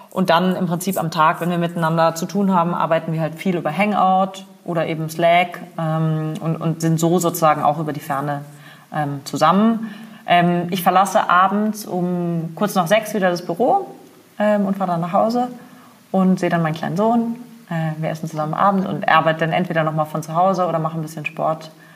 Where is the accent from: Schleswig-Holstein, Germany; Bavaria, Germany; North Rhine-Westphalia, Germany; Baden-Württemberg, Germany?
Baden-Württemberg, Germany; Freiburg im Breisgau; moved away as an adult; also born or lived in Berlin; Ich komme ursprünglich aus Freiburg im Breisgau im wunderschönen Schwarzwald. Ähm, bin da zur Schule gegangen